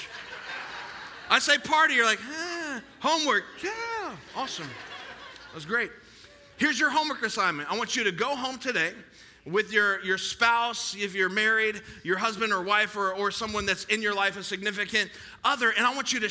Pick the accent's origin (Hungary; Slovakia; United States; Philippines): United States; I'm an American